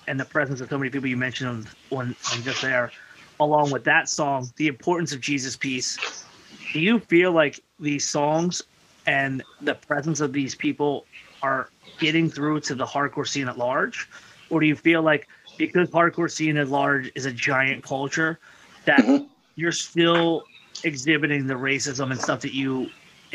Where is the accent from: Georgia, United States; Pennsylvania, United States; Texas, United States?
Pennsylvania, United States; Philadelphia; we grew up in Frankfurt